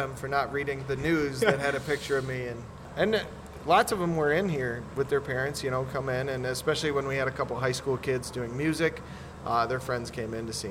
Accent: Shabbona, Illinois, United States; also born or lived in Sycamore, Illinois; I grew up out kind of by Shabana, 7 miles outside of Shabana

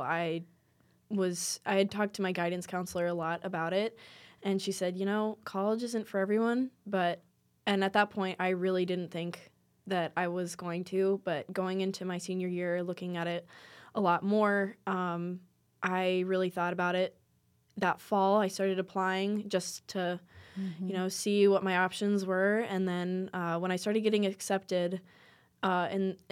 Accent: Custer, South Dakota, United States; I'm from Custer originally, and so it's a very tight-knit community.

